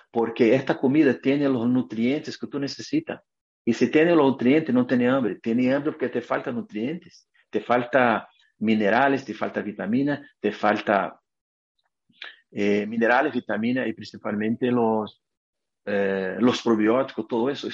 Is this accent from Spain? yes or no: no; Brazil; Spanish is a second language; moved away as an adult; now in United States; yo soy brasileño y vivo aquí en Estados Unidos a 20 años